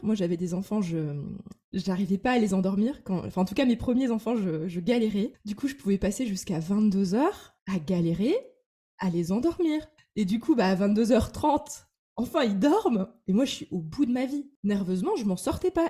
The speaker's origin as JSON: {"language": "French", "town": "Metz", "region": "Grand Est", "country": "France", "tie": "born or raised there", "moved": "yes", "lives_now": "Paris, France", "said": "un immeuble de rapport à Metz, donc ma ville natale"}